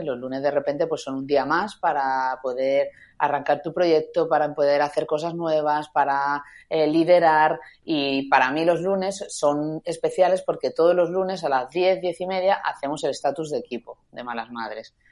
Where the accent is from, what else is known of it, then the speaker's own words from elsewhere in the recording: Málaga, Andalusia, Spain; moved away as an adult; also born or lived in Madrid; un 5 de agosto de 1981, nací en Málaga